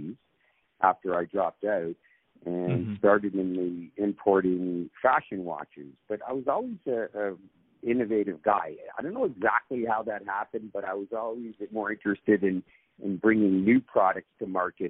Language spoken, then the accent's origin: English; Toronto, Ontario, Canada; I was born and raised in Toronto.